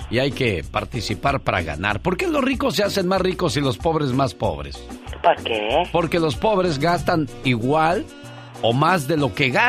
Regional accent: San Luis Potosí, Mexico; moved away; Un día salí de San Luis Potosí, México. Pero San Luis Potosí nunca

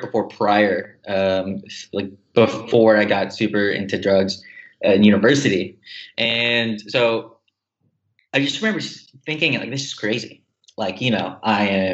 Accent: United States; moved away as an adult; I'm Filipino American. So I went to the Philippines like a few times

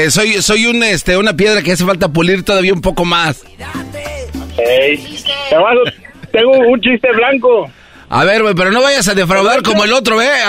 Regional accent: Córdoba, Veracruz, Mexico; now in Monterrey, Mexico; yo soy de Veracruz, pero vivo en Monterrey. ¿De qué parte de Veracruz? de Córdoba.

